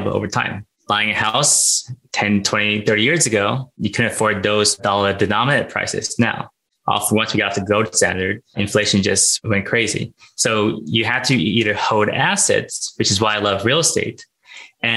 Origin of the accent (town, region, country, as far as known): Los Angeles, California, United States; born or raised there; also born or lived in Thailand / Philippines